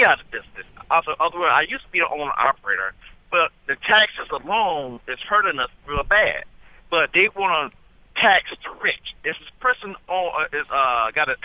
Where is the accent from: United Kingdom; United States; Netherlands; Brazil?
United States; Orlando, Florida; I'm from Orlando, Florida.